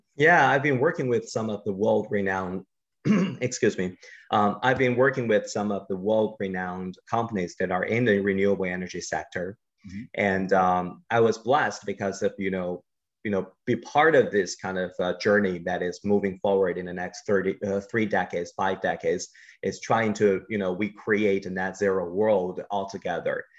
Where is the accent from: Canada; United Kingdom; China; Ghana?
China; growing up in China